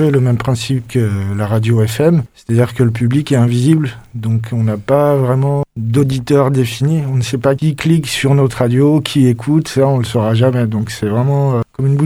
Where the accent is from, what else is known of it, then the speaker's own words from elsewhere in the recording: Mali; je viens du Mali. Je vais parler langue de Bambara aussi.